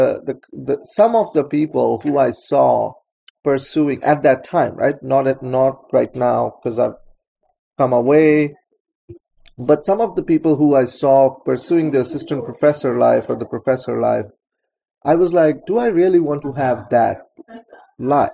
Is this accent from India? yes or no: yes; Kolkata, West Bengal, India; moved away as an adult; now in United States; I was growing up in Calcutta, India